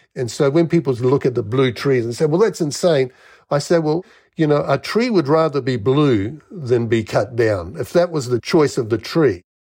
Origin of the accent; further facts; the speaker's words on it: Wellington, New Zealand; moved away; also born or lived in Melbourne, Australia; I grew up in New Zealand, Wellington.